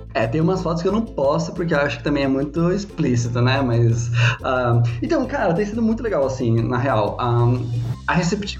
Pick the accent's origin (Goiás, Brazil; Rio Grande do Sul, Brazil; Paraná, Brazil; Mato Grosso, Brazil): Paraná, Brazil; Curitiba; now in São Paulo, Brazil; eu sou de Curitiba, moro aqui em São Paulo